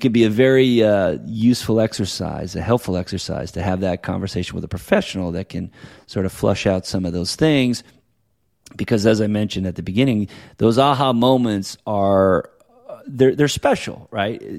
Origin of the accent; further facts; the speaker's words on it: New Hampshire, United States; now in California, United States; I grew up in New Hampshire, right? I got family there and I live here in California.